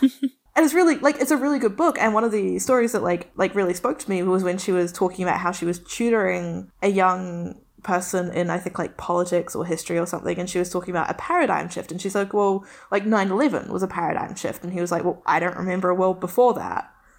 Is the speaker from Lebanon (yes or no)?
yes; Beirut, Beirut Governorate, Lebanon; also born or lived in New Zealand; the experience of like growing up in Beirut was not one that I would want to replace. But it meant that coming back, I was fundamentally different from everyone I met.